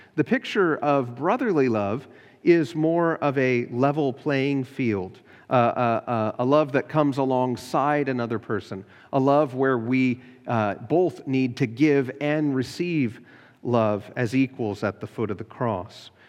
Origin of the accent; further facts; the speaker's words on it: United States; American Christians